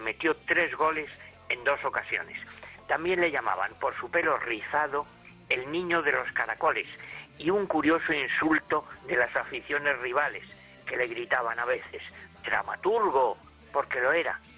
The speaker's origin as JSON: {"language": "Spanish", "town": "Madrid", "region": "Community of Madrid", "country": "Spain", "said": "jóvenes madrileños yo incluido"}